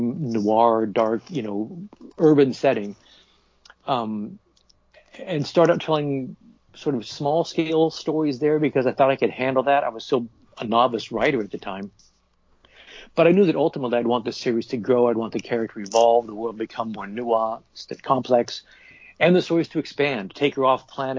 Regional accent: Portland, Oregon, United States; moved away as an adult; also born or lived in New Jersey; I moved back to Portland, Oregon, which is my hometown

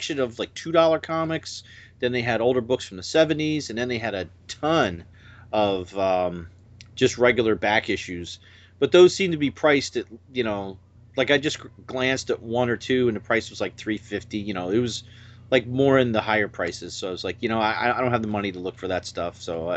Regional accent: Oviedo, Florida, United States; I'm from Oviedo, Florida.

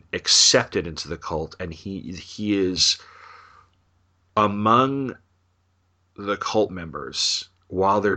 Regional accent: New York, United States; Growing up in New York

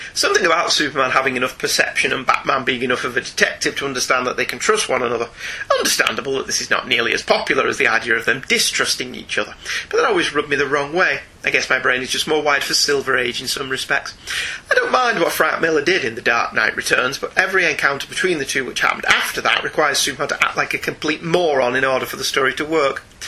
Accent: United Kingdom; we're British

